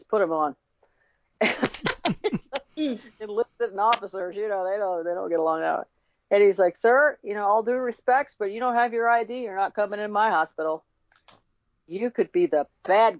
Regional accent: Chicago, Illinois, United States; I was born in Chicago

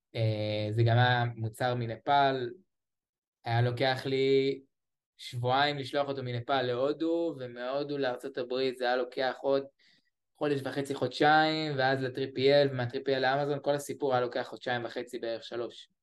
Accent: Beersheba, Southern District, Israel; אני מבאר שבע.

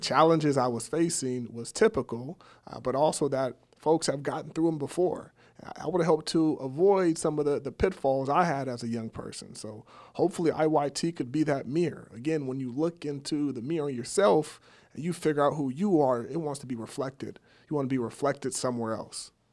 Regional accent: Sacramento, California, United States; I grew up in Sacramento, went to Valley High School in South Sac

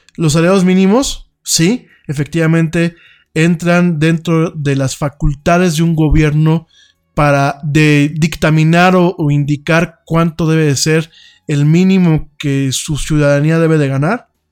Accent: Mexico; yo soy mexicano, a mucha honra, orgullosamente mexicano

